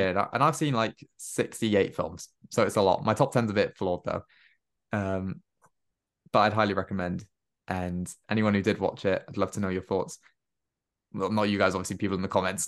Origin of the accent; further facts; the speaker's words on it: Cardiff, Wales, United Kingdom; all in Wales and all in Cardiff, and I recognized places, and I was like, "This is great. This is my hometown."